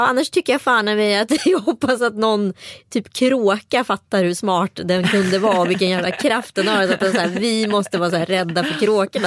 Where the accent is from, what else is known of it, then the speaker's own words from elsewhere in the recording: Strömstad, Västra Götaland, Sweden; jag har vuxit upp i Strömstad kommun